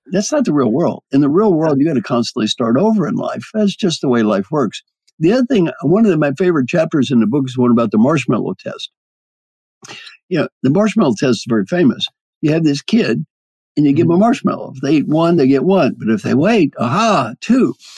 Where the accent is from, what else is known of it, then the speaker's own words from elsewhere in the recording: Kentucky, United States; I'm from Kentucky